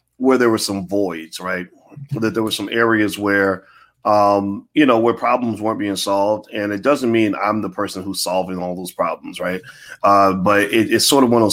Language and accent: English; Louisville, Kentucky, United States; Born and raised in Louisville, Kentucky.